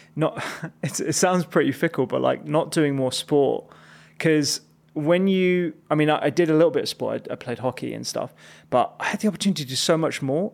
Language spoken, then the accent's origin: English; Chigwell, East of England, United Kingdom; also born or lived in Barking, London / East London / Redbridge, London; we moved quite early to Essex, and that's where I had, like, most of my secondary